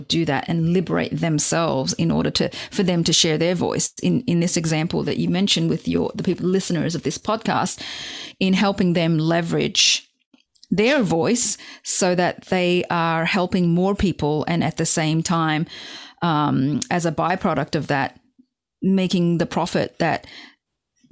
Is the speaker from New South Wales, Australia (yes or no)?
yes; Sydney, New South Wales, Australia; also born or lived in Hong Kong; I was born in Hong Kong, and when I was 7 years old, my family moved to Sydney, Australia, where I grew up.